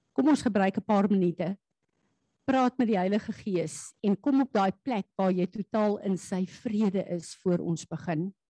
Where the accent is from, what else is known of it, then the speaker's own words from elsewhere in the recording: South Africa; Ek en jy is hemelinge, deel van die koninkryk van God wat op aarde as Suid-Afrikaners 'n pad moet loop